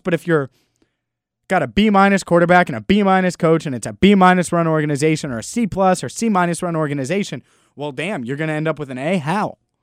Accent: Cincinnati, Ohio, United States; I grew up in Cincinnati my entire life

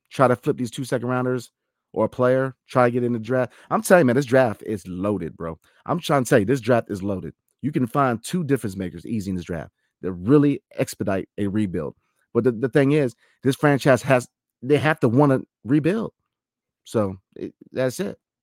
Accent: DC area, Virginia, United States; also born or lived in Washington, D.C. area; I'm from the Commonwealth, Virginia, grew up in D C

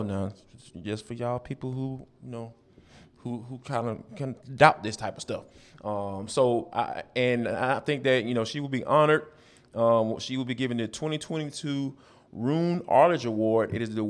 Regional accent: Atlanta, Georgia, United States; growing up in Atlanta

